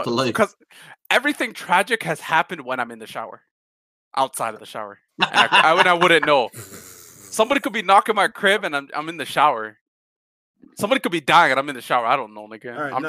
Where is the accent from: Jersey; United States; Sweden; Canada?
Canada; I'm Canadian.